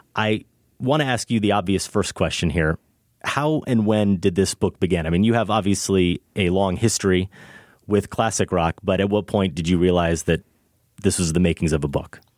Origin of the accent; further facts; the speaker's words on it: Iowa, United States; growing up in Iowa